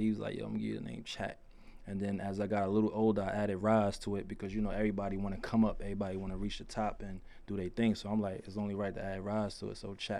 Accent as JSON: {"language": "English", "town": "New York City", "region": "New York", "country": "United States", "said": "I'm from Brooklyn, New York."}